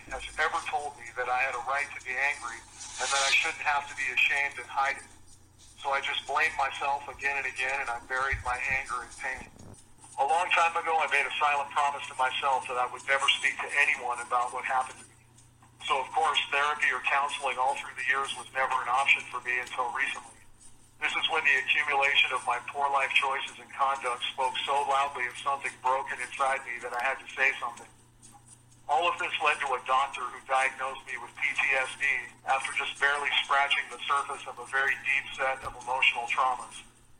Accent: Alaska, United States; I was raised here in Alaska, and after those years, I felt like the trash that blows in the wind around the ankles of normal people as they live their lives.

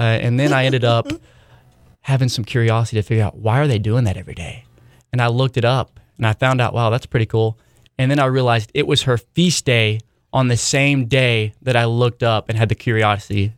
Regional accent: Hartshorne, Oklahoma, United States; I grew up in a town called Hartshorn, Oklahoma

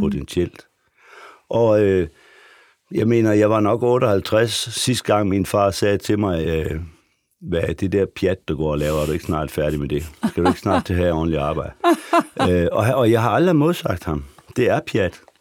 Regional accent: Frederikshavn, North Denmark Region, Denmark; moved away as an adult; also born or lived in Aarhus; nu kommer jeg fra Frederikshavn, som er en meget lang

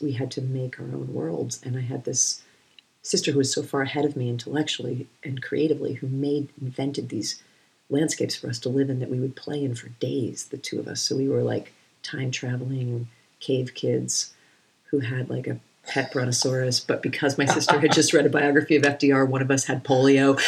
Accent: New England, United States; I'm from New England

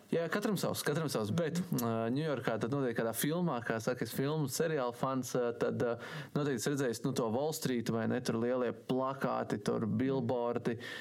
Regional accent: Sigulda, Latvia; es esmu no Siguldas

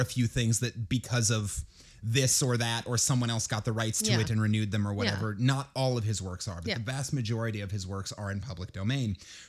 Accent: Minnesota, United States

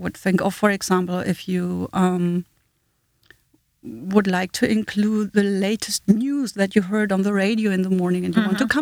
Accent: Germany; accent: German; first language German; English is a second language; moved away as an adult; also born or lived in Hanover, Germany / Southend-on-Sea, England / Washington, D.C.; now in United States; as a German, I grew up in the German school system

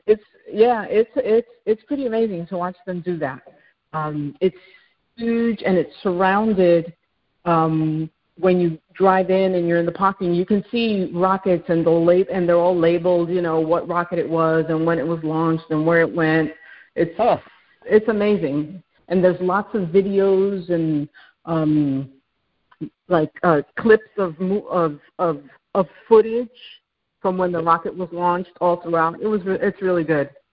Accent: New York City, New York, United States; moved away as an adult; now in Houston, United States; I am originally from New York City, and due to oil and gas, uh, my husband and I ended up moving here

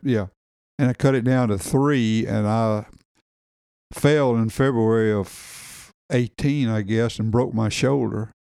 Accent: Bee Branch, Arkansas, United States; born or raised there; also born or lived in Morganton

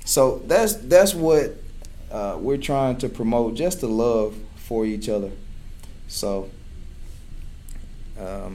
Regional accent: Chula, Mississippi, United States; growing up in a small town of Chula, Mississippi

